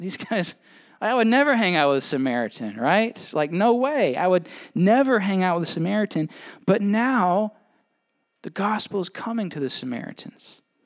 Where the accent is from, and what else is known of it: United States